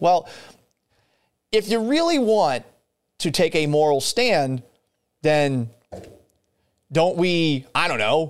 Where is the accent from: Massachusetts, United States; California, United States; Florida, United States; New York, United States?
Massachusetts, United States; Boston; now in Seattle, United States; First off, I'm not from Texas. I'm from Boston. I've lived all over the country. I've lived in a bunch of different places.